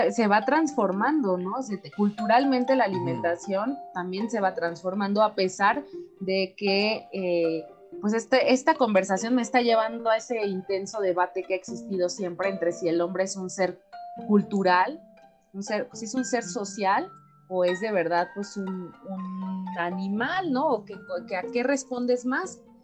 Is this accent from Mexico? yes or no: yes; Mexico; como mexicana